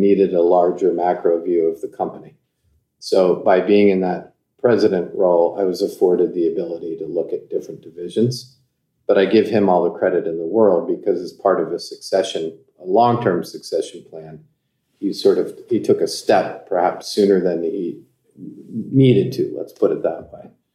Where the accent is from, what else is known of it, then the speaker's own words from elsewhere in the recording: Baltimore, Maryland, United States; I grew up in Baltimore, Maryland, and I've moved back there.